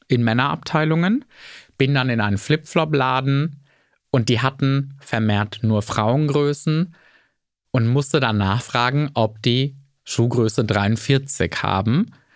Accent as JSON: {"language": "German", "region": "rural Bavaria", "country": "Germany", "tie": "born or raised there", "accent": "Lower Franconian dialect", "said": "Zu der Zeit auf dem bayerischen Land, wo ich groß geworden bin"}